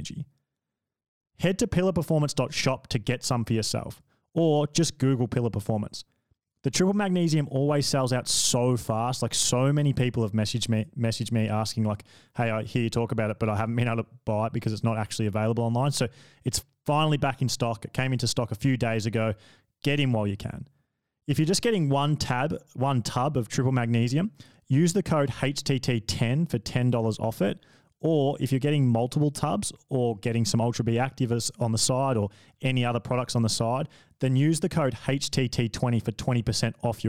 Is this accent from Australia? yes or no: yes; Australia; being an Australian